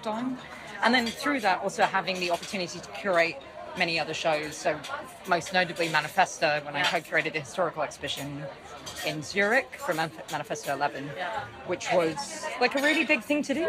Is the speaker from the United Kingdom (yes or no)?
yes; London, United Kingdom; I'm from London